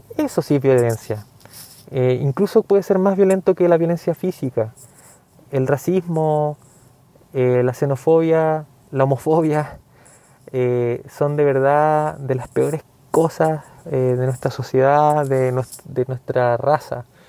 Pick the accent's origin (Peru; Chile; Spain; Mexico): Chile; yo soy chileno.